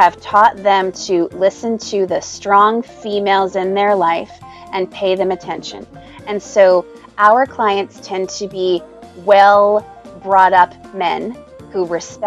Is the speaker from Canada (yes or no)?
yes; Canada; I'm Canadian.